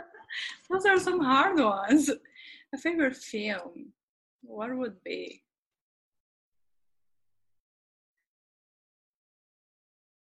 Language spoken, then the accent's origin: English; Belo Horizonte, Minas Gerais, Brazil; moved away as an adult; also born or lived in Los Angeles, United States / Mexico; now in New York, United States; I'm from Brazil, from a city called Belo Horizonte.